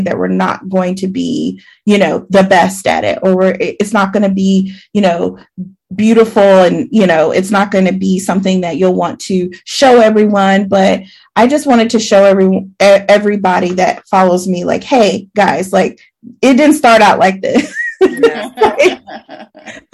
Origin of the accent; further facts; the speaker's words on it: the South, United States; I'm from the South.